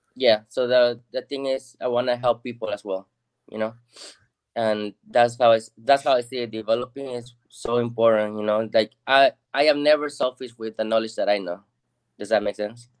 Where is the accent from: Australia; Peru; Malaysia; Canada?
Peru; Lima; now in Texas, United States; I'm originally from Lima, Peru.